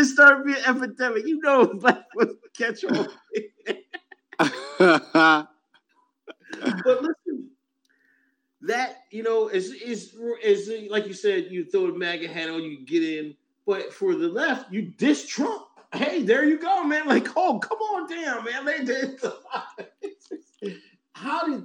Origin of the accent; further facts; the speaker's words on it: Pennsylvania, United States; moved away as an adult; I came from Pennsylvania